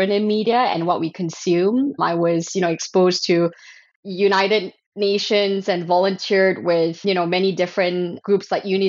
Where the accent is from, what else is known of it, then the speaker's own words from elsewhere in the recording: Malaysia; I grew up in Malaysia.